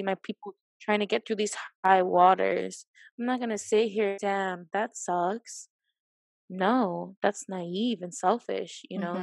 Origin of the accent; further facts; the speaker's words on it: Honduras; moved away; I was like, Honduras